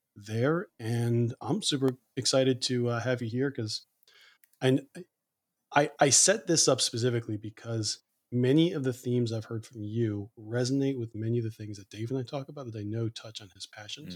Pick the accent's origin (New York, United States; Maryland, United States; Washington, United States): Maryland, United States; Annapolis; born and raised in Annapolis